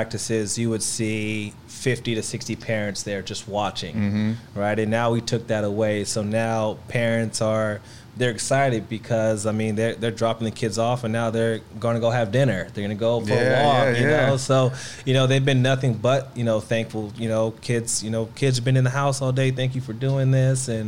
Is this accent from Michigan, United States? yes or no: no; Los Angeles, California, United States; I'm from Los Angeles. Well, the Valley